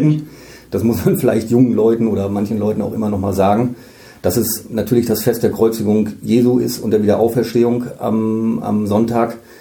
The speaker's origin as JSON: {"language": "German", "area": "Münsterland", "region": "North Rhine-Westphalia", "country": "Germany", "moved": "yes", "lives_now": "Emden, Germany", "said": "Ich komme selbst aus dem Münsterland"}